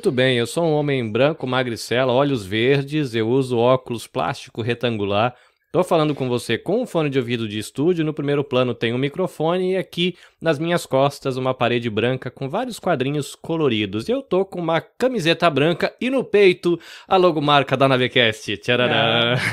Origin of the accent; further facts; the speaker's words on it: Rio Claro, São Paulo, Brazil; also born or lived in Salvador; eu nasci em Salvador, na Bahia, cresci no interior de São Paulo. Né? Fui muito pequenininho, minha família é um bando de baiano que foi para São Paulo ganhar vida, né?